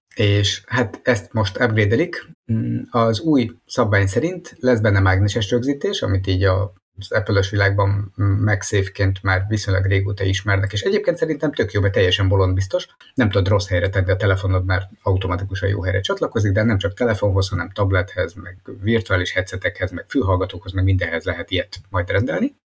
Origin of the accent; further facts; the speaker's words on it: Hungary; mint magyarok